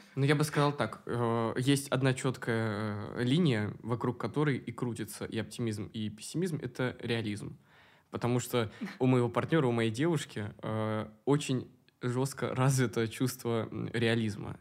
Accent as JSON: {"language": "Russian", "region": "Moscow", "country": "Russia", "tie": "born or raised there", "said": "Я коренной. Ну, два поколения считается Москвы. Москвич"}